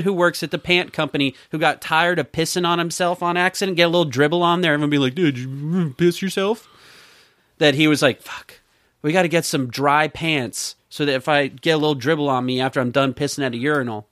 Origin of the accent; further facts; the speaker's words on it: Southern West Virginia, United States; we're from Southern West Virginia, where we have a very large Jewish population that we've grown up